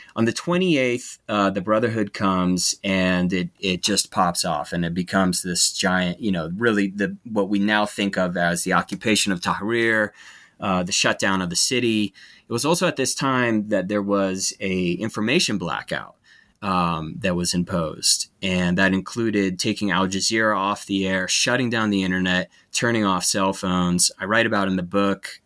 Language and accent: English; United States; as an American